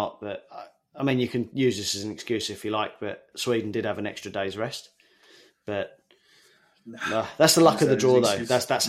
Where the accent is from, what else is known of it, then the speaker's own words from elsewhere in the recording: England, United Kingdom; I'm English.